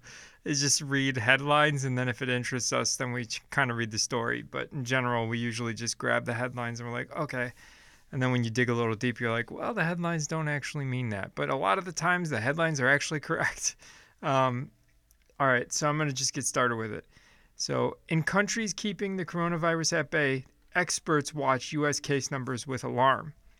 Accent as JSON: {"language": "English", "town": "Chicago", "region": "Illinois", "country": "United States", "tie": "born or raised there", "also_born_or_lived": "Phoenix", "moved": "as an adult", "lives_now": "Nashville, United States", "said": "I lived in Chicago mo, uh, all my, well, most of my life, up until I was about twenty-seven, and then I moved to Phoenix"}